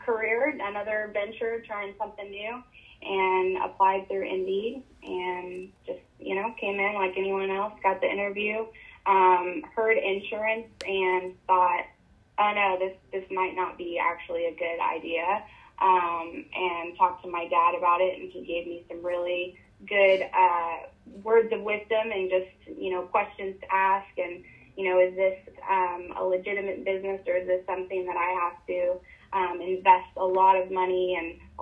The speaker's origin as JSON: {"language": "English", "region": "Northwest Arkansas", "country": "United States", "tie": "born or raised there", "said": "I grew up in Northwest Arkansas, moved there, of course, because of Walmart"}